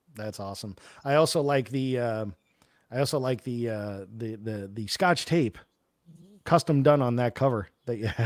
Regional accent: New York, United States; I'm from New York

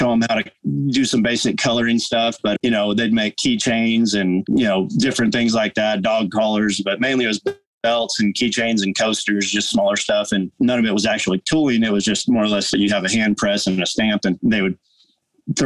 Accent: by Lake Tahoe, Northern California, United States; now in Oklahoma, United States; growing up in Northern California, I was up by Lake Tahoe ski resorts and mountains

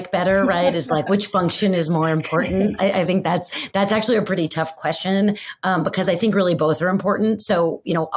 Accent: New York City, New York, United States; I grew up in New York City

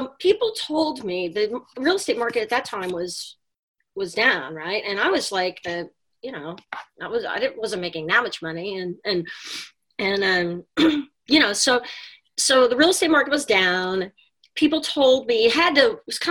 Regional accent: Texas, United States; moved away as an adult; now in New York City, United States; I grew up in Texas and got a job offer to come to Manhattan in 1990.

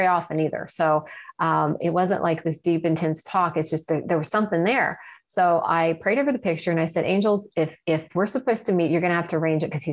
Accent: Ohio side of the Ohio River, United States; I grew up on the Ohio side of the Ohio River

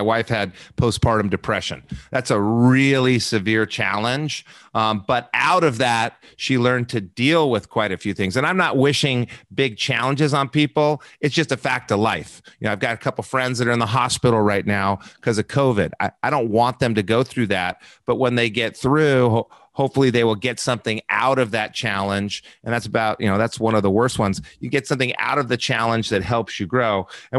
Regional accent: Albuquerque, New Mexico, United States; I grew up in Albuquerque, New Mexico. Wonderful people I grew up with.

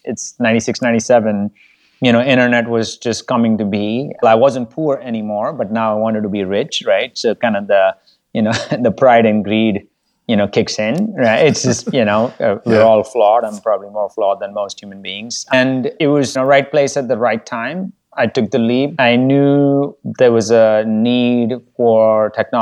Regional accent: India; moved away; also born or lived in Bogota, Colombia; I had to share a toilet growing up in India

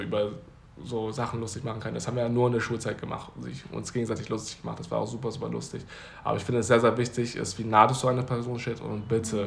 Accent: Germany; also born or lived in Taipei, Taiwan; ich bin Deutsch

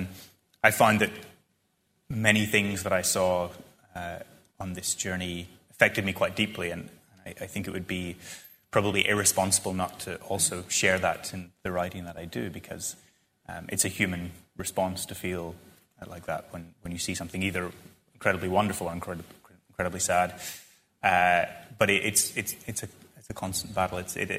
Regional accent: Ireland; And then eventually someone asked where I was from. And I said, I'm from Ireland.

